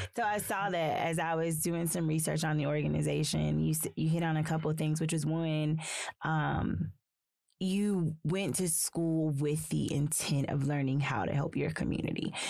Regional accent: South Carolina, United States; also born or lived in Athens, Georgia; now in Northwest Arkansas, United States; I'm from South Carolina, so I'm from the South

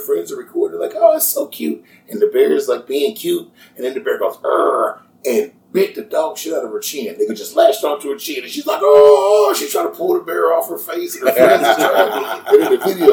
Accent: California, United States; moved away; also born or lived in Hancock County, Indiana; I'm originally from Cali

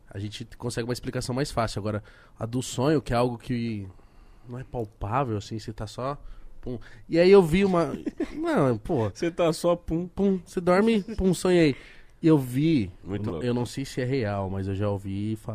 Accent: Osasco, São Paulo, Brazil; E eu tava, eu tava em Osasco, na minha quebrada, assim.

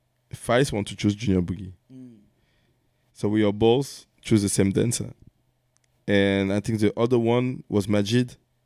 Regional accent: France; I'm from France.

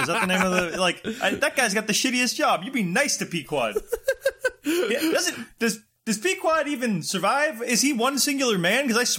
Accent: United States; I'm from America.

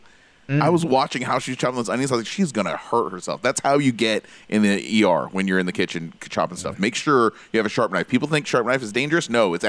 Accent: United States; as an American

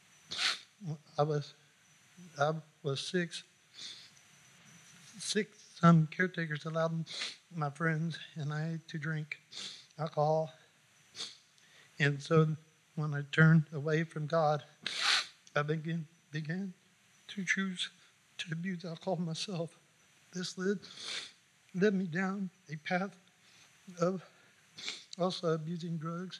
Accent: Anderson, Indiana, United States; I was born in Anderson, Indiana. I grew up with my mom and dad, four sisters and three brothers

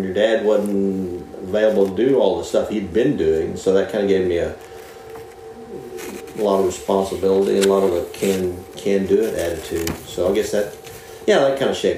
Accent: Moore, Oklahoma, United States; Originally from Moore, Oklahoma. Went to high school at Moore, Oklahoma

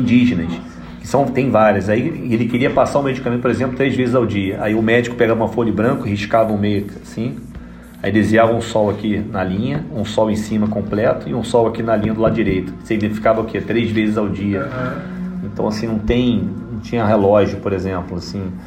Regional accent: Rio de Janeiro, Brazil; moved away as an adult; now in Paranaguá, Brazil; eu sou carioca mesmo assim

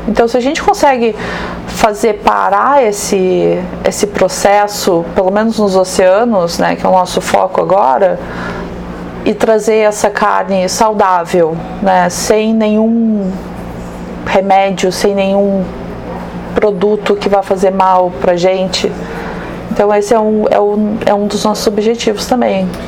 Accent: Rio Grande do Sul, Brazil; sou gaúcha

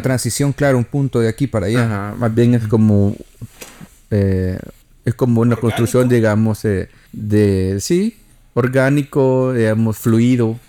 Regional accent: El Salvador; como salvadoreños el idioma que hablamos

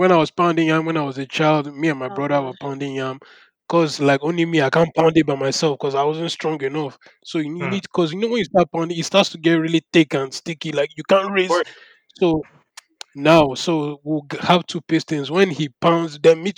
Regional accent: Nigeria; I am Nigerian

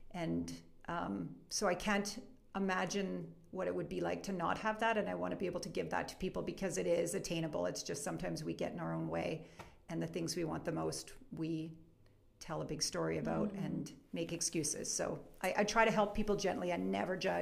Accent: Edmonton, Alberta, Canada; moved away as an adult; also born or lived in Victoria; now in Calgary, Canada; I'm actually from Edmonton. I'm from Edmonton.

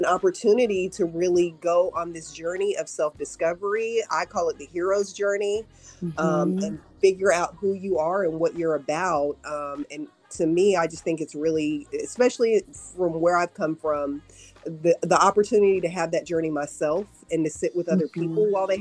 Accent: New York, United States; also born or lived in Texas / Dallas; now in Nashville, United States; I'm originally from New York. And then I lived in Texas for a really long time

